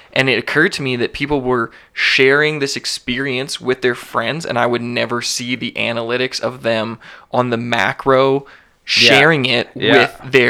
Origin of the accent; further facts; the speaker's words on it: Canada; because we're Canadian and it's legally has to be on every single package